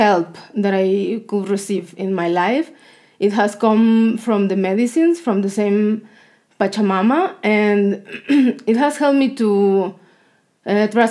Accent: southern Mexico, Mexico; English is a second language; moved away; I'm from Mexico, from the south of Mexico.

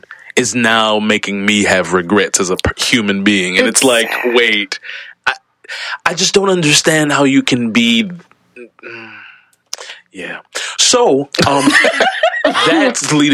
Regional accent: Baltimore, Maryland, United States; growing up in Baltimore, I'm from Baltimore. So growing up in Baltimore

